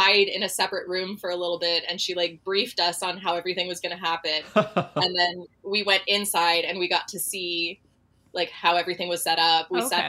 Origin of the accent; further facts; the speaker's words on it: Canada; being Canadian